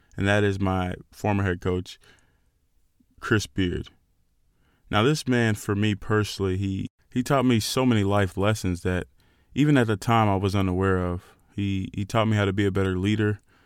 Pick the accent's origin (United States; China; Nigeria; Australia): Nigeria; As a Nigerian, we're very proud, very proud people